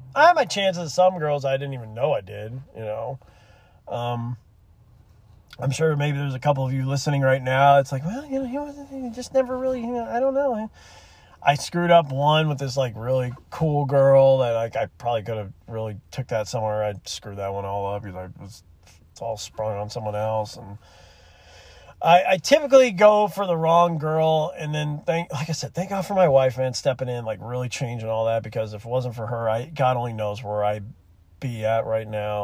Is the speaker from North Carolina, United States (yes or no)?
no; Gulf Shores, Alabama, United States; moved away; I'm from Gulf Shores. I lived there for a couple years when I'm, in my childhood